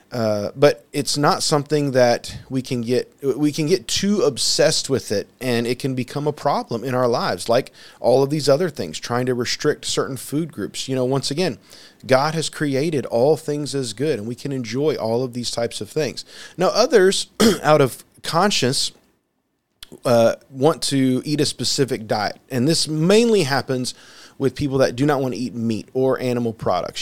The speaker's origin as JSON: {"language": "English", "country": "United States", "said": "I'm speaking here primarily as an American and someone who lives in a land their flu, food is, for the most part, plentiful"}